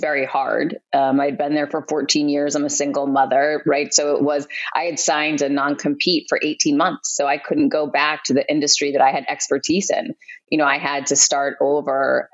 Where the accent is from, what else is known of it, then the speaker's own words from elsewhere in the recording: Worcester, Massachusetts, United States; moved away as an adult; also born or lived in Florida; I grew up in Worcester, Massachusetts, and went to Clark University